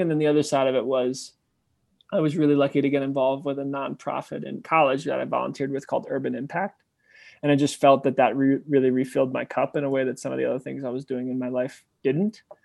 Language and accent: English; New York City, New York, United States; moved away as an adult; also born or lived in Memphis, Tennessee; I'm from New York City